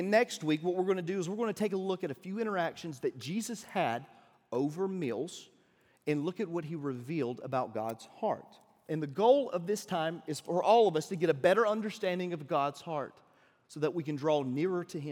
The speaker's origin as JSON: {"language": "English", "region": "Deep South", "country": "United States", "said": "I don't know if you can tell by my accent, but I'm from the deep south"}